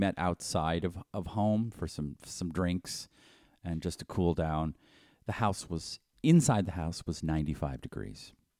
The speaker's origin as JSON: {"language": "English", "region": "East Coast", "country": "United States", "tie": "born or raised there", "said": "They seem to happen all the time where I grew up in the East Coast."}